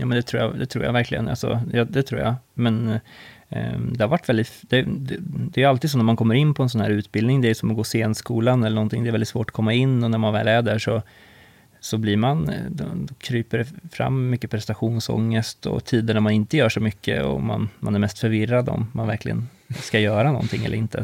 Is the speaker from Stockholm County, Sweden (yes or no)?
no; Karlskoga, Örebro County, Sweden; jag kommer ju från Karlskoga